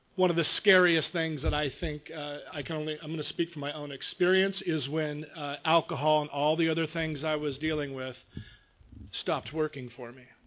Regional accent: Long Beach, California, United States; I was uh, born and raised in Long Beach

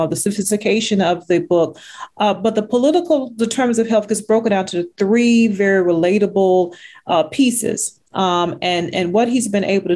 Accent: Texas, United States; since we're both from Texas

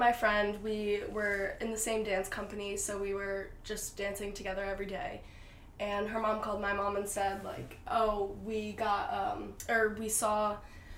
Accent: Connecticut, United States; moved away as an adult; now in New York City, United States; I'm originally from Connecticut, born and raised

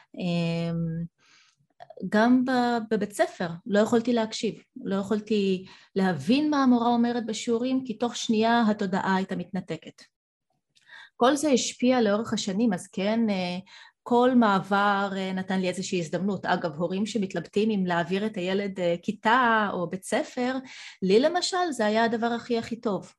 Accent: Israel; Hebrew is a second language; also born or lived in Soviet Union; הגעתי צעירה מדי, כי ילידת חורף עוד, עוד לא הייתי בת שש אפילו. אה, בלי השפה העברית, אה, עליתי בגיל ארבע מ, מברית המועצות

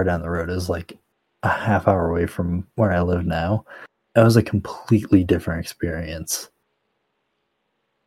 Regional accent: upstate New York, United States; moved away; I am from upstate New York, which is a completely different world

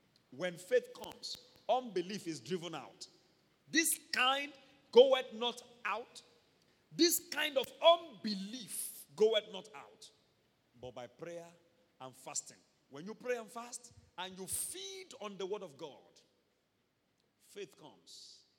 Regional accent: Ondo, Nigeria; I would prefer pounded yam. I'm from Ondo State.

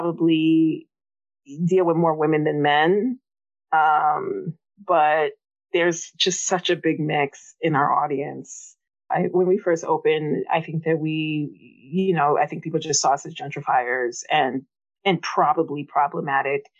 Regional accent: New York City, New York, United States; also born or lived in Bed-Stuy, Brooklyn; I grew up in Queens

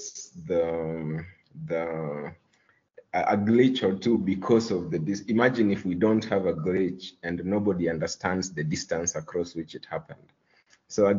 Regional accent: Luo, Kenya

